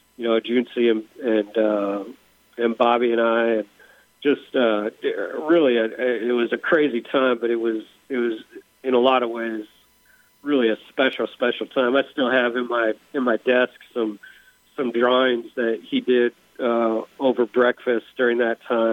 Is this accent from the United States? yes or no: yes; Seattle, Washington, United States; moved away as an adult; also born or lived in Indiana; I grew up in Seattle. I come out to Indiana to go to college